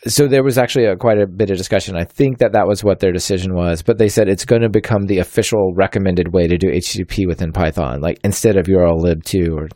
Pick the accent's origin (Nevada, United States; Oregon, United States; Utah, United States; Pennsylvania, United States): Oregon, United States; Portland; Portland, my hometown